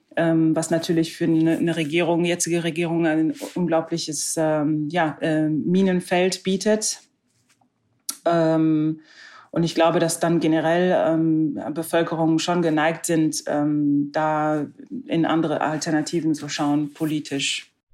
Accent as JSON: {"language": "German", "country": "Germany", "said": "bei uns in Deutschland"}